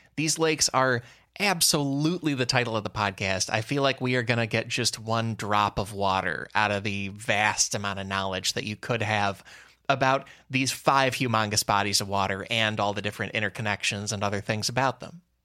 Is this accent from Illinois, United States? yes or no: yes; Chicago, Illinois, United States; I grew up outside Chicago, so I basically grew up in Lake Michigan